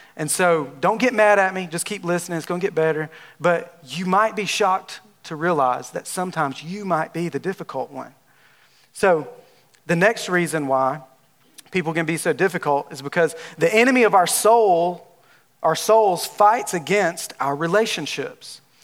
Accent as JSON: {"language": "English", "region": "Alabama", "country": "United States", "accent": "southern drawl", "moved": "as an adult", "lives_now": "Texas, United States", "said": "I'm from Alabama. If you haven't, if you can't tell by my southern drawl, I'm from Alabama. And I have, I've been in Texas for about nine months"}